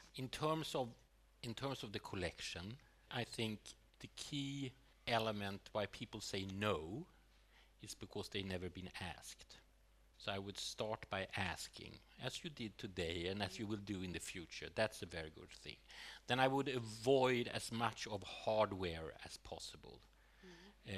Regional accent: Sweden; growing up in Sweden in the 70s

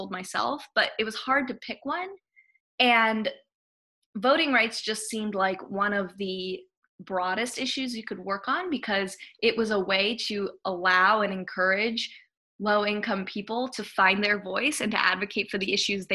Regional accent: Hawaii, United States; moved away as an adult; also born or lived in Madison, Wisconsin / New Haven, Connecticut; I'm originally from Hawaii

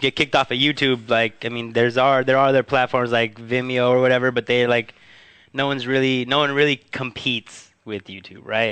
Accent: Huntington Park, California, United States; on Pacific Boulevard in my hometown of Huntington Park

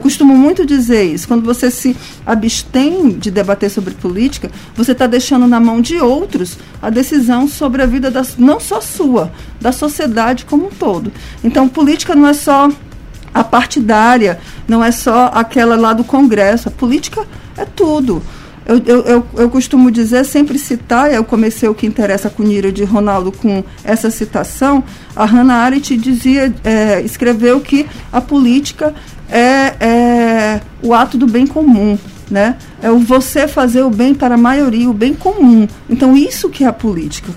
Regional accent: São Luís, Maranhão, Brazil; sou daqui de São Luís

